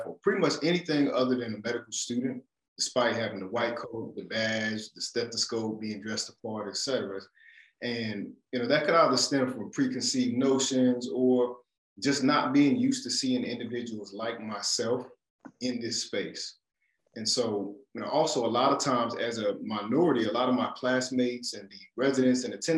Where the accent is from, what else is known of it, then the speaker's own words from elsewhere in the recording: Raleigh, North Carolina, United States; moved away as an adult; I'm from Raleigh, North Carolina, born and raised in North Carolina.